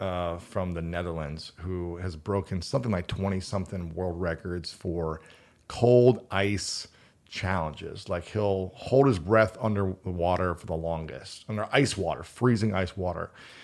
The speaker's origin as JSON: {"language": "English", "region": "Ohio", "country": "United States", "moved": "yes", "lives_now": "Los Angeles, United States", "said": "I'm not a fan of the cold. I moved to LA from Ohio."}